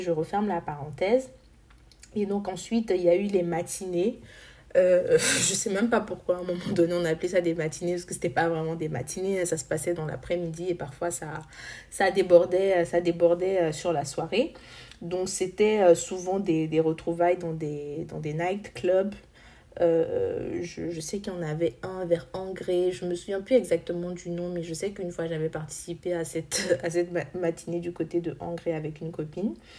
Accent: Côte d’Ivoire; en tant qu'Ivoirien, faisant aussi partie de cette jeunesse africaine

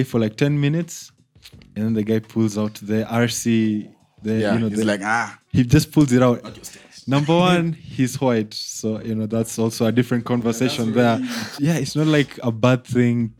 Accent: Kenya; moved away as an adult; now in Uganda; when I left Kenya to come to Uganda, like, number one, I just came here to study

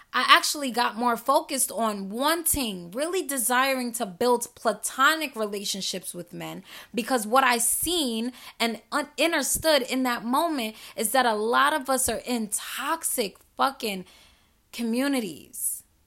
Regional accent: New York City, New York, United States; I'm from New York City. I'm from Queens, New York.

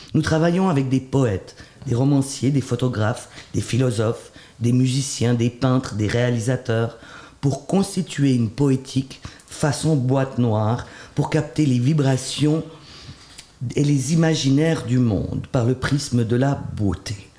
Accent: Switzerland; also born or lived in Haiti; même si j'ai été élevé en Suisse

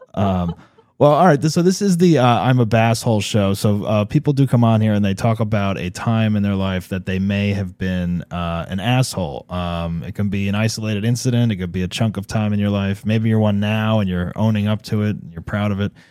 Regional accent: New Jersey, United States; I'm from New Jersey originally.

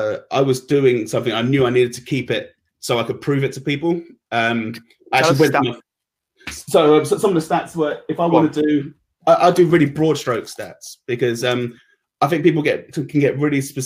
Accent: London, United Kingdom; I was actually born and raised at Sutton

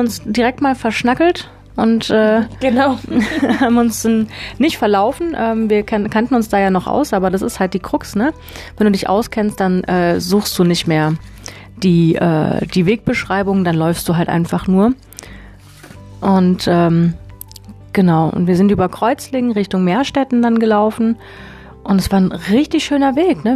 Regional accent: Konstanz, Baden-Württemberg, Germany; Wir kommen beide aus Konstanz

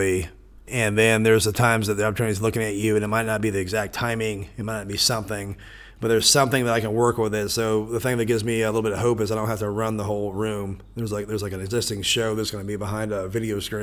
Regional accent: Topeka, Kansas, United States; It's my hometown.

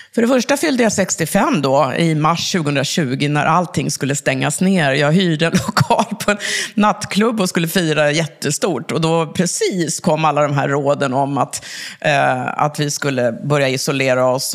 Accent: Uppsala, Uppsala County, Sweden; Jag är från Uppsala ursprungligen

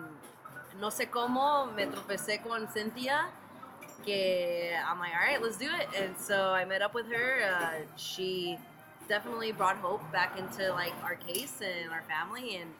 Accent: Utah, United States; moved away; I am as well from Utah

